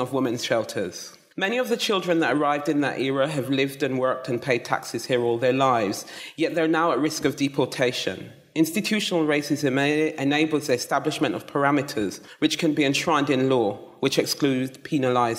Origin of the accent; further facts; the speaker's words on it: Jamaica; also born or lived in London; now in England; I was born in London and raised in the mountains of Jamaica